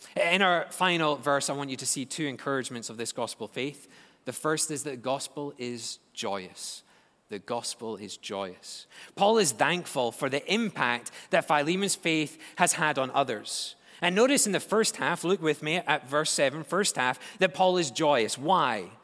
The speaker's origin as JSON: {"language": "English", "region": "Scotland", "country": "United Kingdom", "moved": "yes", "said": "As a Scotsman"}